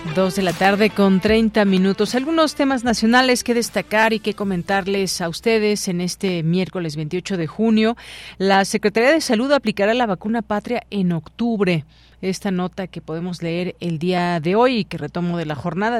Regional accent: Mexico; como, mexicanos

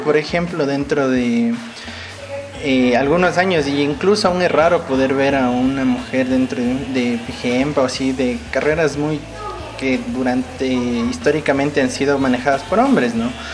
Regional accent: Quito, Pichincha, Ecuador; soy de la ciudad de Quito, Ecuador

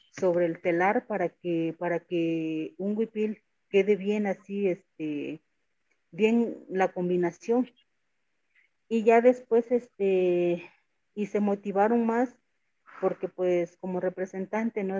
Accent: San Pedro Amuzgos, Oaxaca, Mexico; ciertamente somos los únicos amusos que nos encontramos en el estado de Oaxaca

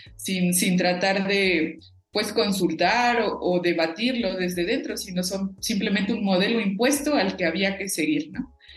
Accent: Cherán, Michoacán, Mexico; first language Purépecha; Spanish is a second language; nuestra lengua materna

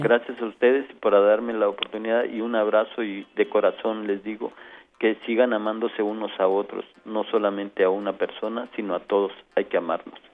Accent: Mexico; mi país

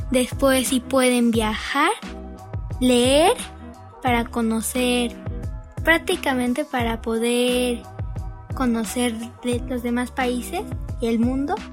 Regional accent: Puebla, Mexico; me inspiré en una cascada que había visto en mi niñez en Puebla.

